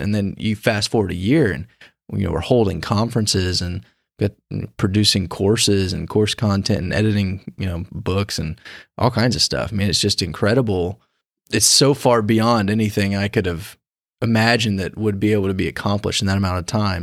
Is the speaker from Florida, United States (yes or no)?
yes; Pensacola, Florida, United States; moved away as an adult; now in Kansas City, United States; I'm actually originally from Pensacola